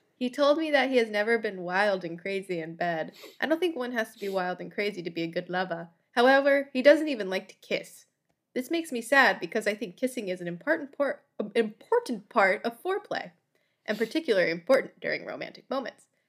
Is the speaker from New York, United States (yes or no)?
no; Florida, United States; I'm from Florida